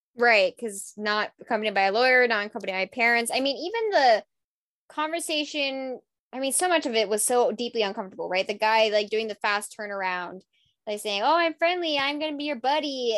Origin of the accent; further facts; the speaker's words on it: United States; being, you know, quote, ethnic and being American